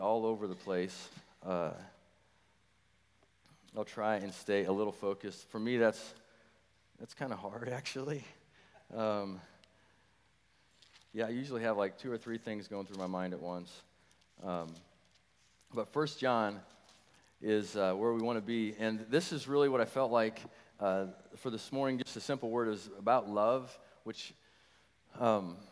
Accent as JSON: {"language": "English", "region": "Nebraska", "country": "United States", "tie": "born or raised there", "also_born_or_lived": "St. Louis, Missouri", "moved": "yes", "lives_now": "Wichita, United States", "said": "we moved here to Wichita about 20 years ago, and from St. Louis, Missouri. Born and raised in Nebraska."}